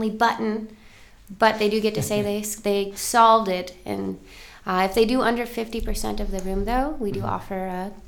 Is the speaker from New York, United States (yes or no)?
yes; Buffalo, New York, United States; moved away as an adult; now in Seattle, United States; I'm from Buffalo, New York